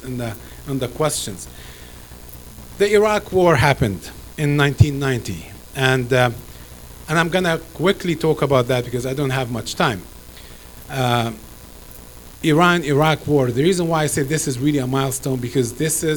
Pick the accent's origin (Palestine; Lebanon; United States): Palestine; Gaza Strip; now in Canada; I know I'm a Palestinian. I was born in the Gaza Strip